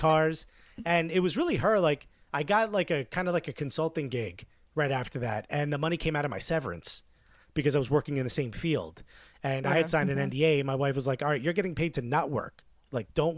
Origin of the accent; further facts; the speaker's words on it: Newark, New Jersey, United States; English is a second language; moved away as an adult; now in New York, United States; I grew up in Newark, New Jersey